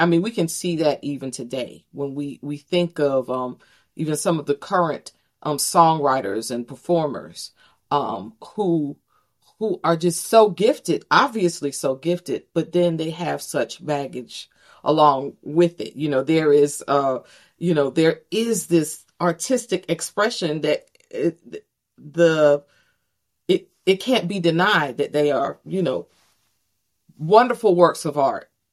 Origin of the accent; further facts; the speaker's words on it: Greenville, North Carolina, United States; also born or lived in Texas; grew up in, in, in Greenville, North Carolina